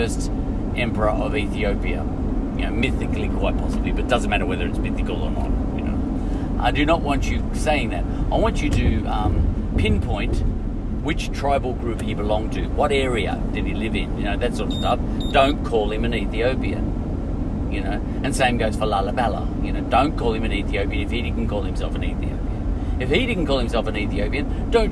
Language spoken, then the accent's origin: English; Australia; I'm an Australian